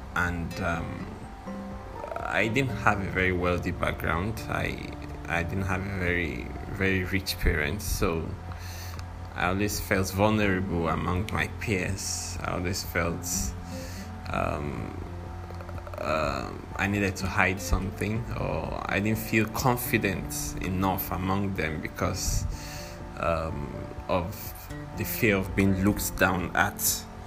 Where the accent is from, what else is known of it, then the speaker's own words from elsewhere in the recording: Nigeria; I'm a Nigerian